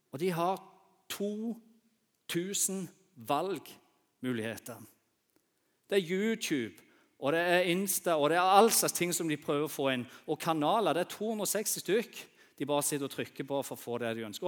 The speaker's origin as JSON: {"language": "Norwegian", "town": "Bryne", "region": "Rogaland", "country": "Norway", "tie": "born or raised there", "said": "jeg vokste opp eh, på Bryne"}